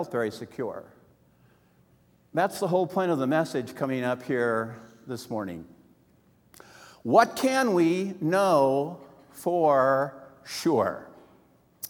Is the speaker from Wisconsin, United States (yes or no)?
yes; Wisconsin, United States; I'm from Wisconsin